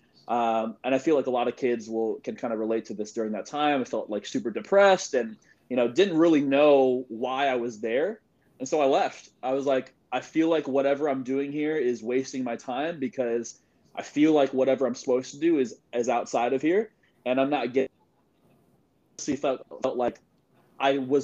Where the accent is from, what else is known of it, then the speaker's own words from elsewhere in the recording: Sacramento, California, United States; So I'm born and raised in Sacramento, California. So right now I'm in Sacramento